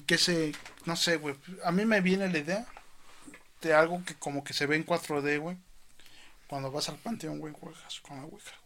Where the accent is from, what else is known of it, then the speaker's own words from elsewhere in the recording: Mexico; Soy mexicano